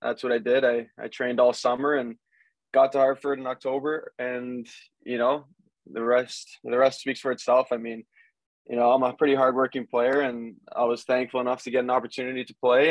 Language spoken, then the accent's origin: English; Hamilton, Ontario, Canada; also born or lived in Windsor; Hamilton, Ontario, for those that don't know, we're about an hour from Toronto and an hour from Niagara Falls